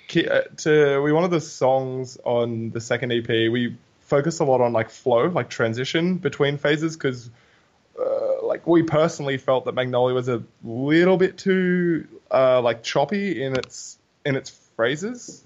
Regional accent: Newcastle, New South Wales, Australia; we're from Newey

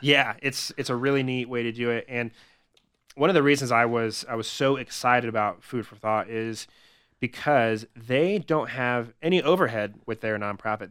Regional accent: Albuquerque, New Mexico, United States; moved away as an adult; also born or lived in Los Angeles; now in Denver, United States; I'm originally from Albuquerque, w-, grew up there, went to school there

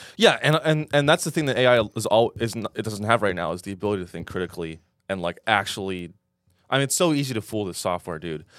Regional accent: San Francisco Bay Area, California, United States; I'm from the Bay Area.

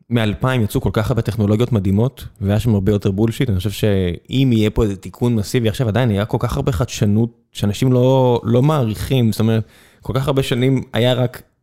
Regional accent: southern Israel, Israel; כדרומי, אה, ליבי איתם

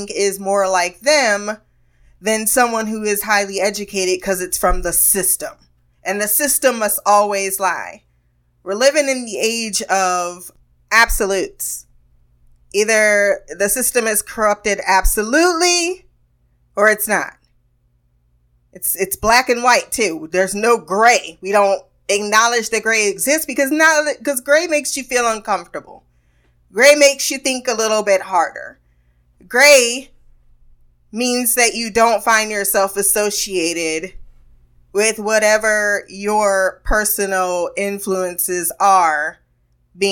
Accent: United States

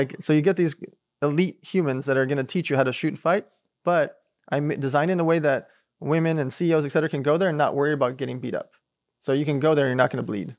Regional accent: Long Beach, California, United States; also born or lived in Riga, Latvia / San Diego; we migrated here from a place called Riga Lapia when I was six months old. So, we grew up in Long Beach

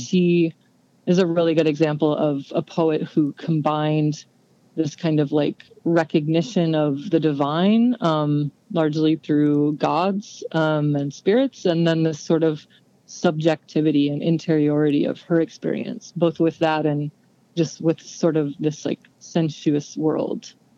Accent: San Antonio, Texas, United States; I grew up in San Antonio, Texas

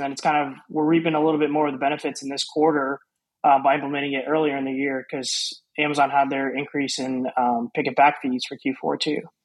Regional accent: Houston, Texas, United States; I was born and raised in Houston, Texas. Um, been here my whole life

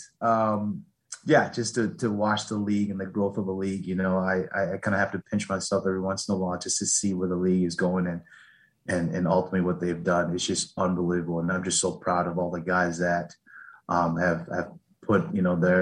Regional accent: Texas, United States; also born or lived in Liberia; growing up in Texas, I played football, I played basketball, I played soccer.

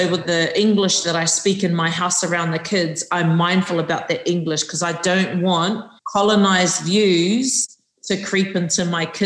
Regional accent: New Zealand; He Māori ahau i tēnei aohuri huri.

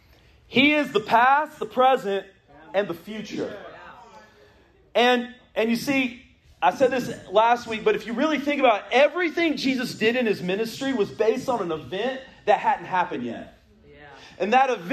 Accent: the Triangle, North Carolina, United States; I grew up here in the Triangle

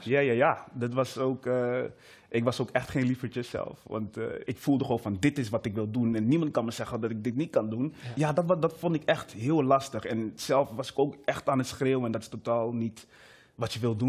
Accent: Amsterdam, North Holland, Netherlands; also born or lived in Meppel; ben opgegroeid in Amsterdam

